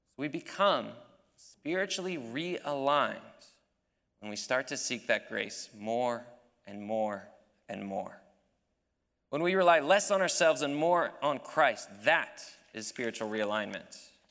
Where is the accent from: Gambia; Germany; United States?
United States; as an American